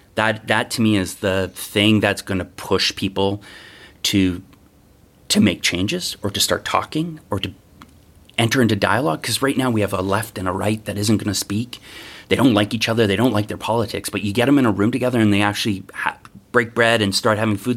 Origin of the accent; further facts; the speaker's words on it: Treaty Three territory, Ontario, Canada; now in Toronto, Canada; I was raised mostly in Treaty Three territory.